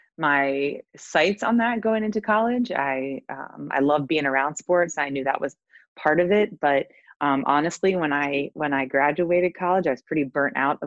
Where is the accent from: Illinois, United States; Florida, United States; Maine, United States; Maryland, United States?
Maryland, United States; moved away as an adult; also born or lived in Nashville, Tennessee; I grew up in Maryland, and then went to school in Nashville, Tennessee